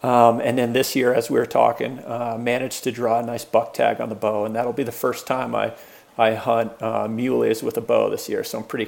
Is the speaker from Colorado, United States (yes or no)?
yes; Hotchkiss, Colorado, United States; also born or lived in Boulder, Colorado; Born and raised in Colorado. I was actually born in Boulder. And then grew up on the Western Slope, tiny little farm town, Hotchkiss, Colorado, you know, known for probably coal mining and farming or ranching versus anything else. And all the way through high school there